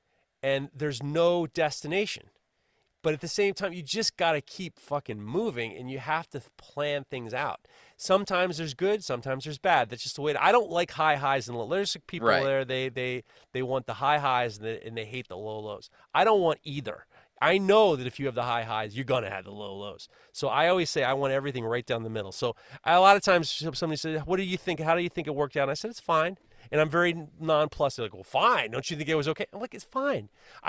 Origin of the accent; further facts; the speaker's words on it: New York, United States; I'm from New York, for Christ's sakes.